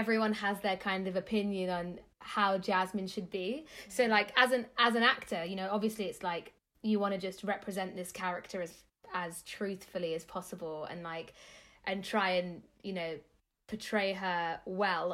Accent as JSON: {"language": "English", "region": "London", "country": "United Kingdom", "tie": "born or raised there", "said": "in southwest London, a place called Earls Court."}